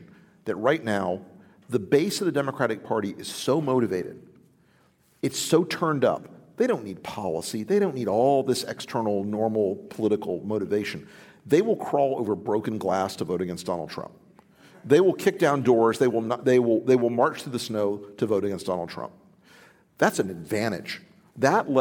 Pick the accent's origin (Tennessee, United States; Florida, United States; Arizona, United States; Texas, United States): Florida, United States; my home state of Florida